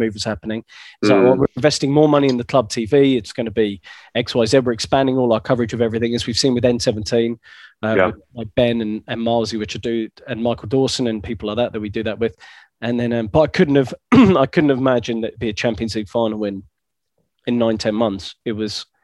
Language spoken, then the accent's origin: English; Essex, East of England, United Kingdom; I'm from Essex